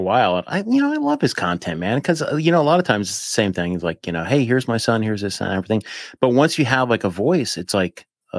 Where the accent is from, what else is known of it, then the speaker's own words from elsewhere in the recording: Appalachia, United States; I mean, I grew up right on the Appalachian Mountains.